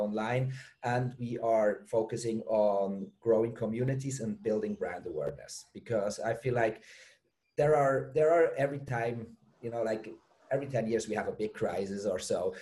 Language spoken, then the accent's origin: English; Switzerland; moved away as an adult; also born or lived in Germany; now in Bali, Indonesia; I'm from Switzerland originally